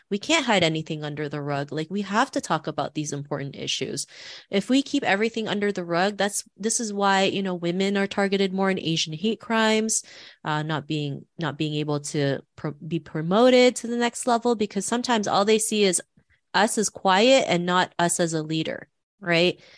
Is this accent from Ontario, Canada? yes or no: yes; Toronto, Ontario, Canada; also born or lived in Philippines; growing up in Toronto in the nineties, I never saw anybody that looked like me